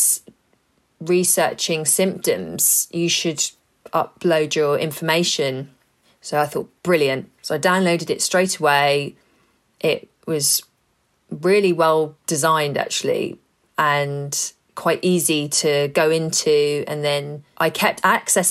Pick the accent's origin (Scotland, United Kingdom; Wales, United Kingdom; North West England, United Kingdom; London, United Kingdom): London, United Kingdom; growing up in London